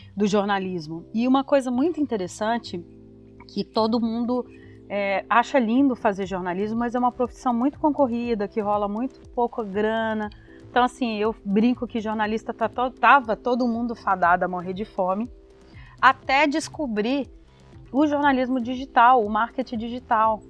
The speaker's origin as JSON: {"language": "Portuguese", "town": "Belo Horizonte", "region": "Minas Gerais", "country": "Brazil", "moved": "as an adult", "lives_now": "São Paulo, Brazil", "said": "Eu sou de BH também, né? Formei na UniBH"}